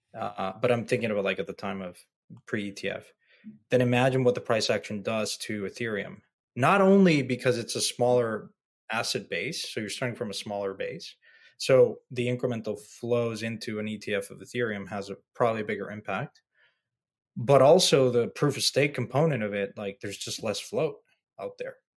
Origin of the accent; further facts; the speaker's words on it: Mexico; my hometown, my home country, Mexico